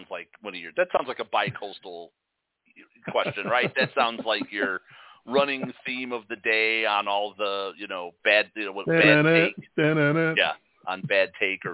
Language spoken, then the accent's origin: English; Chicago, Illinois, United States; I grew up in Chicago